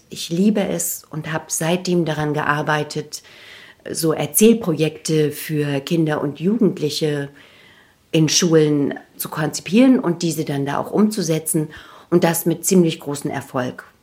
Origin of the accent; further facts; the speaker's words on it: Naumburg, Saxony-Anhalt, Germany; bin dann mit fliegenden Fahnen in meine Heimatstadt zurück, und habe dort in der Stadt- und Kreisbibliothek Naumburg als stellvertretende Leiterin angefangen